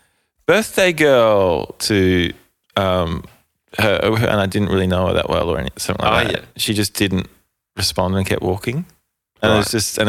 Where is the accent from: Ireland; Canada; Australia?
Australia; Adelaide, South Australia; Growing up in Adelaide